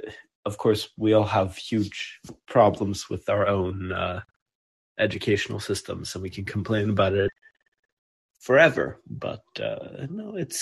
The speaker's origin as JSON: {"language": "English", "country": "Sweden", "said": "I'm from Sweden."}